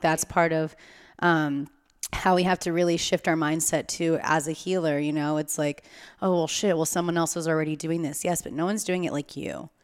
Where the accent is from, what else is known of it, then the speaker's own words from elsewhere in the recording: California, United States; as a Californian